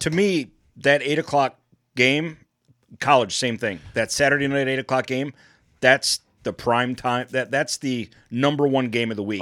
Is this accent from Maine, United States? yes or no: no; Detroit, Michigan, United States; moved away; my hometown